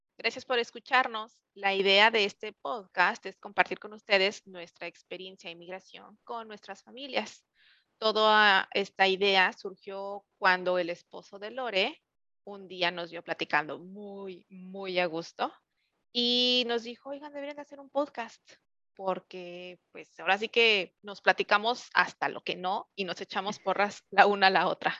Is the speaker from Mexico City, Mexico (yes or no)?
yes; Mexico City, Mexico; moved away as an adult; also born or lived in Querétaro; now in California, United States; soy 100% chilanga. Primero emigré a Querétaro hace ya 12 años